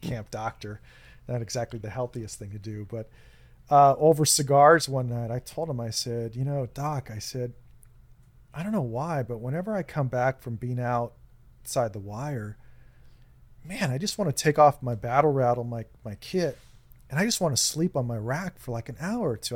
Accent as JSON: {"language": "English", "country": "United States", "said": "we're so insular here in the United States"}